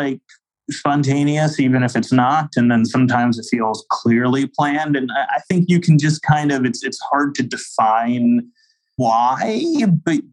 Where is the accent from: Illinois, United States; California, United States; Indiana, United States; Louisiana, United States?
Louisiana, United States; New Orleans; my hometown, New Orleans